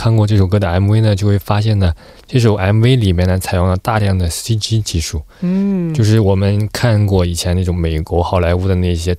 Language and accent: Chinese; China; 因为同时身为中国人的话呢，